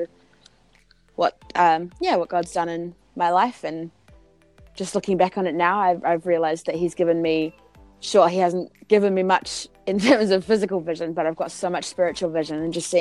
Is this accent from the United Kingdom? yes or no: no; New Zealand; also born or lived in Auckland; I am from New Zealand. I am a singer-songwriter based in Auckland.